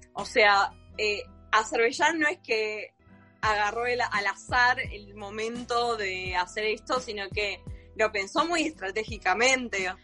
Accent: Argentina; yo nací en Argentina y me siento argentina, pero también me siento armenia

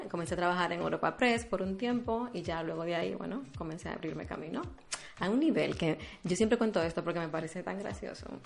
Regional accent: Dominican Republic

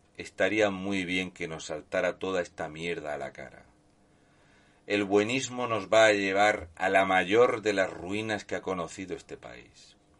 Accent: Region of Murcia, Spain; un murciano encabronado

